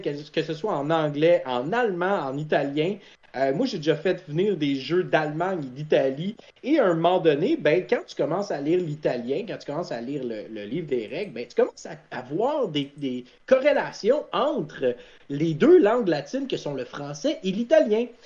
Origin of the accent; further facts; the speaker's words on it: Quebec, Canada; je venais du Canada